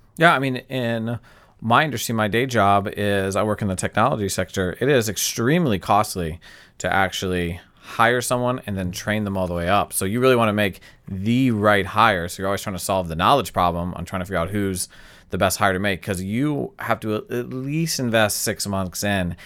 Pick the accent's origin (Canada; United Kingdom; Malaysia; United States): United States; we, as American